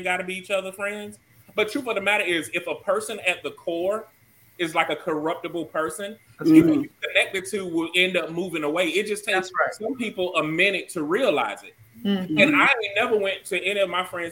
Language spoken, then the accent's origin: English; Georgia, United States; moved away; also born or lived in South Carolina; now I am from Georgia and stuff like, and I done live in South Carolina.